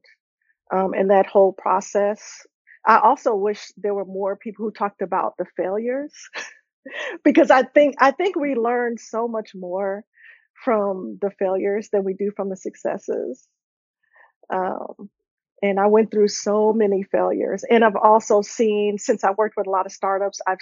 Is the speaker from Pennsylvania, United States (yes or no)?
no; Miami, Florida, United States; I'm originally from Miami, Florida